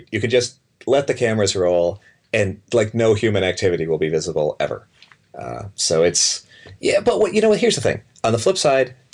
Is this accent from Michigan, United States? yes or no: no; Illinois, United States; also born or lived in Boston / New York / Seattle; now in San Francisco Bay Area, United States; I'm from I'm from Illinois, and you know, I mean, Illinois, it's like, yeah, it's mm. like the the cold ass winter and the the hot muggy summer, and the the state bird is the mosquito.